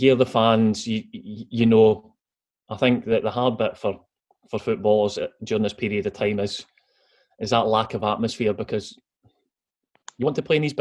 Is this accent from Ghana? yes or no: no; Arbroath, Scotland, United Kingdom; growing up in Arbroath, I used to go and watch Arbroath play